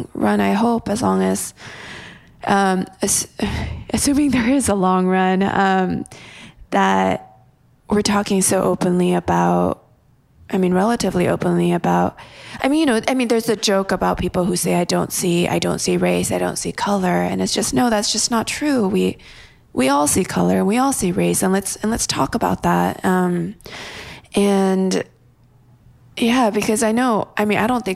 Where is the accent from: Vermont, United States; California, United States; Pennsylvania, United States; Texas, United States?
California, United States; a town outside of LA; I grew up in a town outside of LA where... Well, my high school was 80% Asian and... the majority of that was mostly Korean. I'm Korean American.